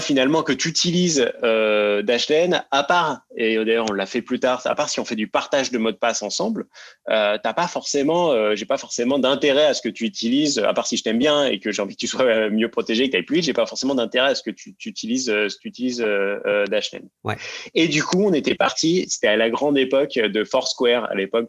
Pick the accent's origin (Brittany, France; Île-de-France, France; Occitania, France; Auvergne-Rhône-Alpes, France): Île-de-France, France; Seine-Saint-Denis, Paris suburbs; je viens de banlieue parisienne et euh, de Seine-Saint-Denis plus précisément